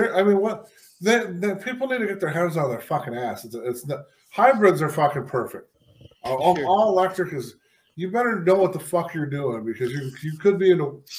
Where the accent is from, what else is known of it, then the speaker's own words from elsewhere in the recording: Buffalo, New York, United States; moved away; I was from Buffalo